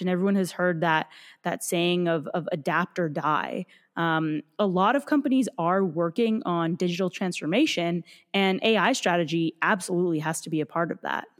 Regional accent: Calgary, Alberta, Canada; growing up in Calgary

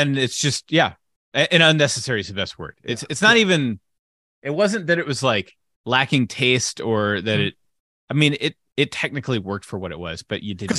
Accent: United States; an American citizen

